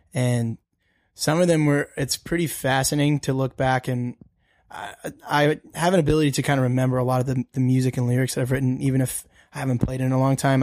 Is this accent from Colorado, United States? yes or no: yes; Denver, Colorado, United States; also born or lived in Birmingham, Alabama; I'm originally from Birmingham, but we grew up in Colorado. Okay. Um, so we grew up in Denver